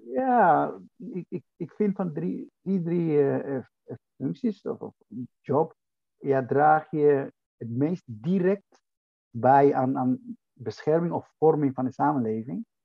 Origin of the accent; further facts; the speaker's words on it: Dominican Republic; now in Netherlands; Ik kom oorspronkelijk uit de Dominicaanse Republiek